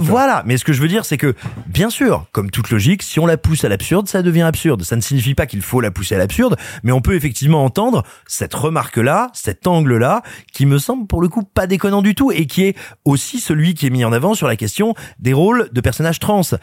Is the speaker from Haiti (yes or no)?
no; France